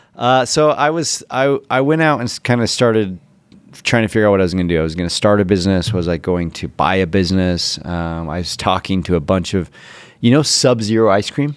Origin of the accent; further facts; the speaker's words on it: Ogden, Utah, United States; i'm from o town uh, Ogden, Utah